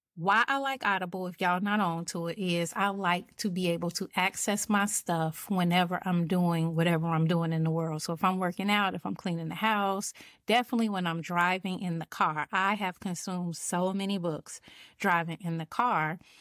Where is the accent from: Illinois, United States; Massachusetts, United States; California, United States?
Illinois, United States; Chicago; moved away; I am originally from Chicago